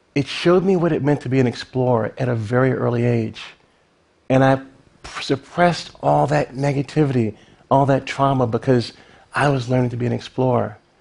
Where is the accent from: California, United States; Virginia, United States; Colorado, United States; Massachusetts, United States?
Virginia, United States; Lynchburg; Lynchburg, Virginia, my hometown